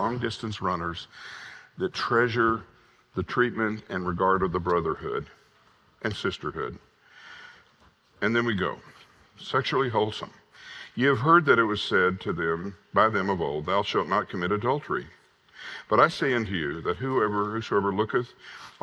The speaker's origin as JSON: {"language": "English", "region": "Southwest Arkansas", "country": "United States", "tie": "born or raised there", "said": "I was raised in Southwest Arkansas in the 50s and 60s"}